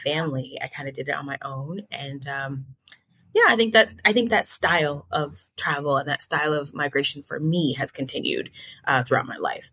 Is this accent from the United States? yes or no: yes; Newark, New Jersey, United States; moved away; i'm originally from newark new jersey